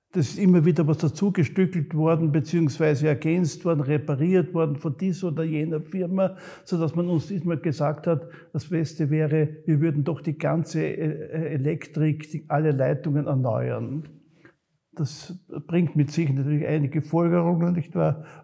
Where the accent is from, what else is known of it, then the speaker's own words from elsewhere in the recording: Graz, Styria, Austria; Ich bin zwar selber ein Grazer, ich bin ein Kind der Stadt, ich bin in der Annenstraße aufgewachsen und habe also die meiste Zeit meines Lebens auch in der Stadt verbracht.